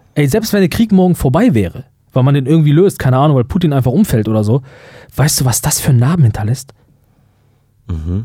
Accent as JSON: {"language": "German", "country": "Germany", "said": "wir als Deutsche"}